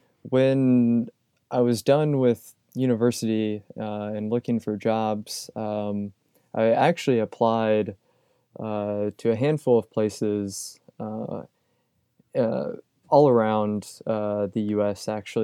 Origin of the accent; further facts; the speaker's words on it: Louisville, Kentucky, United States; also born or lived in Indiana; I grew up in the Louisville, Kentucky area, like Southern Indiana, Louisville, Kentucky. And I was interested in getting out of the Midwest for sure.